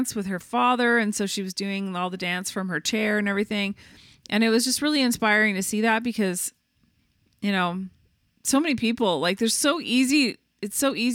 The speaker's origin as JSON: {"language": "English", "country": "Canada", "accent": "Canadian", "said": "We're Canadian"}